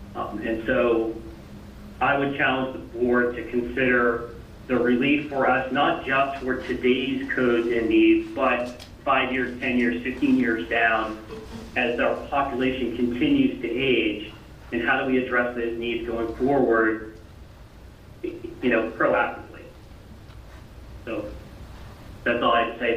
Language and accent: English; New Hampshire, United States; now in Franklin, United States; my hometown and their their you know their their home in New Hampshire